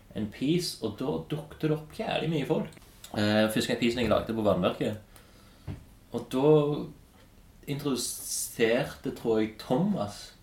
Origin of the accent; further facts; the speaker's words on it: Stavanger, Rogaland, Norway; Jeg er jo fra Hillevåg